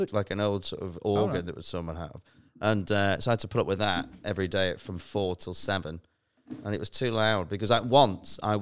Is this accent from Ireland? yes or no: no; Preston, North West England, United Kingdom; also born or lived in London; now in Manchester, United Kingdom; I'm from Preston